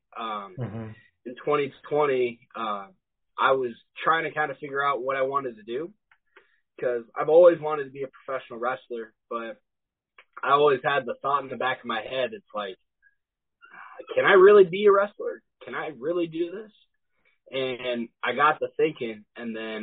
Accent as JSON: {"language": "English", "town": "Lebanon", "region": "Missouri", "country": "United States", "tie": "born or raised there", "also_born_or_lived": "Auckland, New Zealand / California / Falcon, Missouri", "said": "We moved to Lebanon, Missouri, and I've lived here since. I went to Lebanon High School"}